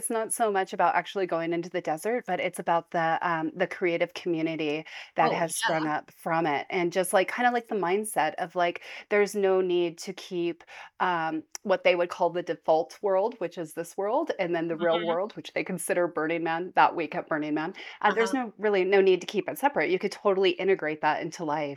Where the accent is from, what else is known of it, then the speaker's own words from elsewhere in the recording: Nevada, United States; moved away as an adult; now in Utah, United States; we grew up in Nevada